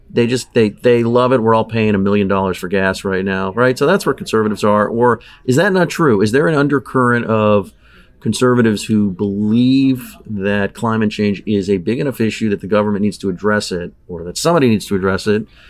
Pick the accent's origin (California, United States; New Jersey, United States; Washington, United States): California, United States; Southern; I grew up in Southern California. Um, I grew up at the beach.